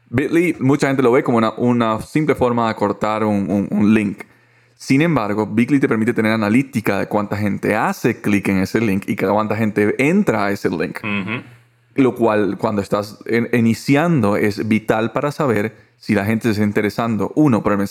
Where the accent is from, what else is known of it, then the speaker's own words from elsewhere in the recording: Costa Rica; Yo soy de acá de Costa Rica.